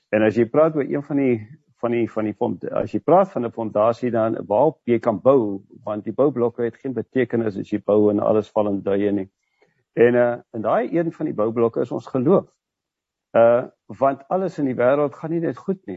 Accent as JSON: {"language": "Afrikaans", "country": "South Africa"}